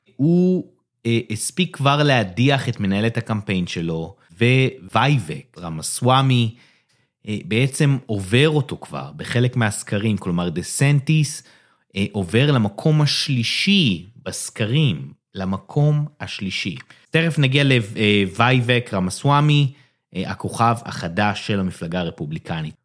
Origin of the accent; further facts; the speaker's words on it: Israel; בתור ישראלי